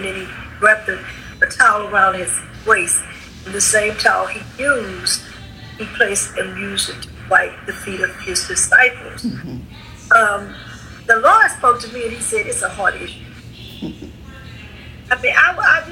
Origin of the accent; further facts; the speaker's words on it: Beaumont, Texas, United States; I'm a Texan, but I'm not only Texan, I'm a Beaumonter, right? We're Beaumonters. Beaumont means beautiful. So we're beautiful Beaumonters